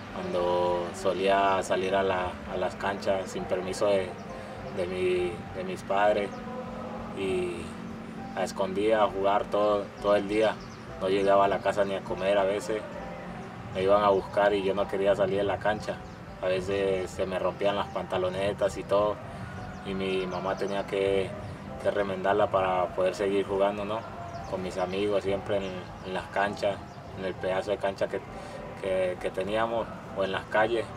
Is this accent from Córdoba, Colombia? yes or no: no; Magüí Payán, Nariño, Colombia; now in Mexico; Soy de Maguipayán, Nariño